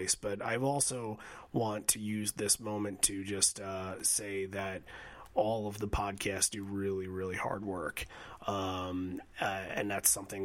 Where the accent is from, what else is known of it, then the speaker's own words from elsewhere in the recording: Bay Shore, New York, United States; I was born in Southside Hospital in Bayshore, New York. Zip codes 11706